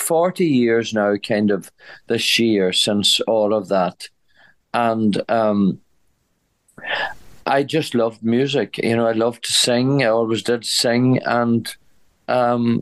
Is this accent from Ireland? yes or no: yes; County Donegal, Ulster, Ireland; I come from County Donegal.